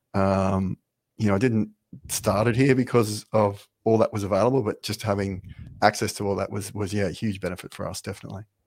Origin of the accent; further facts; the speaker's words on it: Brisbane, Queensland, Australia; moved away as an adult; now in Ireland; I'm from Brisbane in Australia